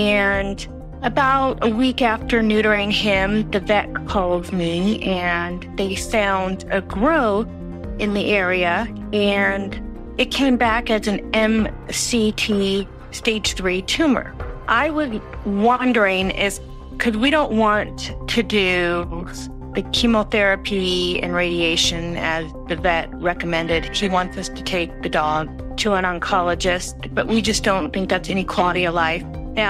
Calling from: Las Vegas, Nevada, United States; I'm calling from Las Vegas.

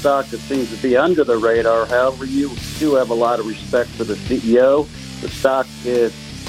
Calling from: Clearwater, Florida, United States; … here, first-time caller from Clearwater, Florida

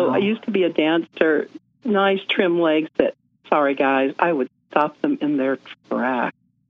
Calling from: Salt Lake City, Utah, United States; So I'm coming from Salt Lake. Let's just say I am not impressed with Utah's medical field. I'm not from Utah, and when I can get out of here, I will.

